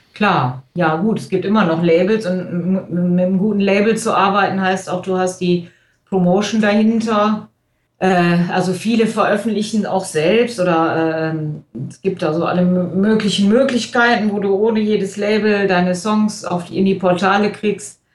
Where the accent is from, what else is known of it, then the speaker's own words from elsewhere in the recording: Krefeld, North Rhine-Westphalia, Germany; in Krefeld, wo ich herkomme